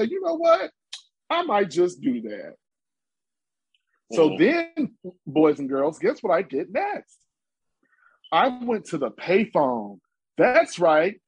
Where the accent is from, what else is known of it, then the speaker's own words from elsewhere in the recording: Chicago, Illinois, United States; I'm from Chicago